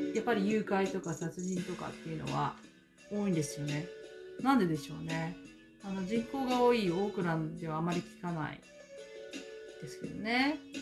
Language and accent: Japanese; Kyoto, Japan; accent: Kyoto dialect; now in Auckland, New Zealand; 私は京都でございます。えー、本当は京都弁話話します